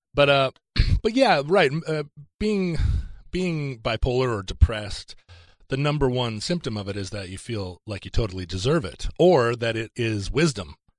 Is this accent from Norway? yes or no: no; Alaska, United States; moved away; also born or lived in Seattle; I grew up in Alaska.